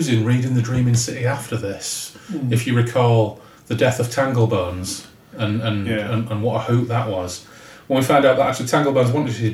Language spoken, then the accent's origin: English; Hull, Yorkshire and the Humber, United Kingdom; we're from Hull. We barely speak English anyway